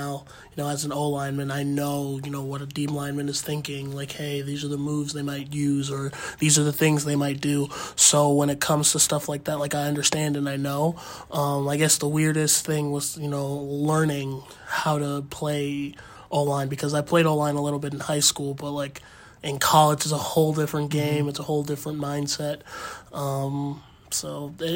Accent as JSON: {"language": "English", "region": "Minnesota", "country": "United States", "tie": "born or raised there", "said": "born and raised in Minnesota."}